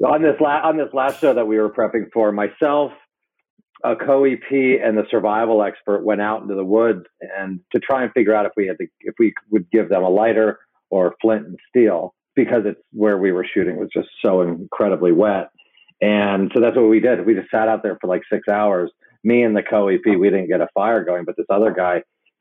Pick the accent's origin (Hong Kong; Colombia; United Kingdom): Hong Kong; I grew up in Hong Kong